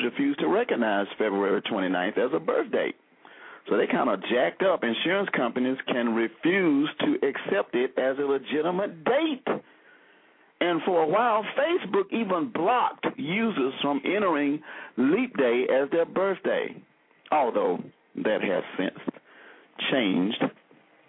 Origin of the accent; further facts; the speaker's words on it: Selma, Alabama, United States; when I was growing up in Selma